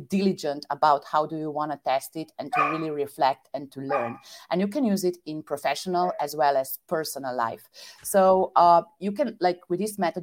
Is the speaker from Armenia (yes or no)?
no; Slovenia; moved away as an adult; also born or lived in Vienna / Shanghai / Netherlands / Belgium; I attended like all my schools in my native country, Slovenia.